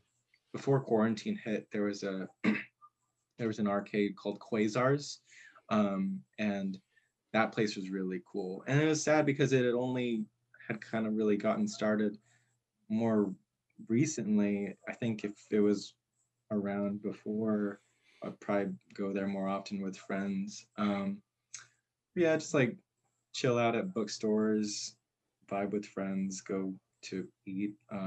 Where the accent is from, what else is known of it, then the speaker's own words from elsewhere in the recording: Corpus Christi, Texas, United States; Corpus, it's there's an element of it being like a city, you know, but it's not necessarily like the kind of city like San Antonio or Houston or Austin or anything.